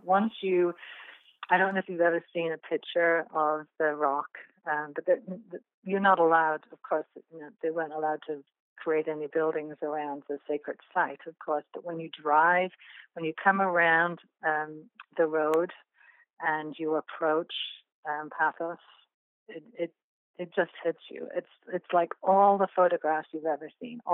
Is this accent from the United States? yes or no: no; England, United Kingdom; moved away; I come from England, as you can tell by my accent